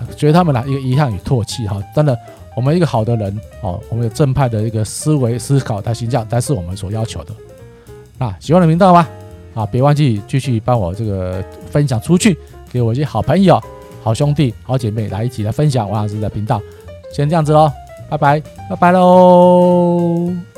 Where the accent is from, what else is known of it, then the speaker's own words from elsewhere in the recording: Taiwan; 秉持我们台湾人的这个优良的这个，啊，自古耐劳的精神